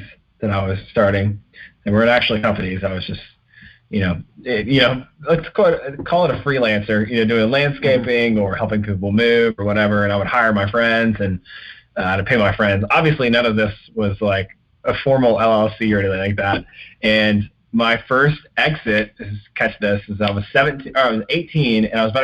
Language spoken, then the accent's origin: English; the South, United States; Growing up in the South